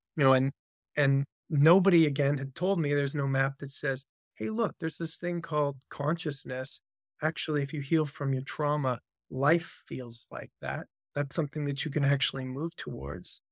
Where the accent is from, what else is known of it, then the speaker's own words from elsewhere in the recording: Vancouver, British Columbia, Canada; I'm a Canadian by birth. Spent most of my life, grew up in Vancouver, Canada.